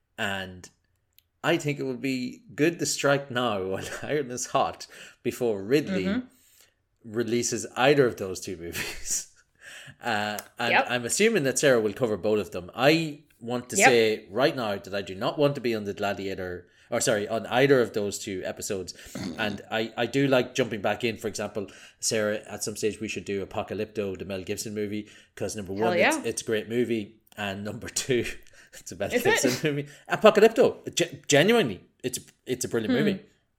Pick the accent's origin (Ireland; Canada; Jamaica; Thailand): Ireland; accent: Irish; I'm a physics guy. I'm Irish, as you can tell from my delightful accent.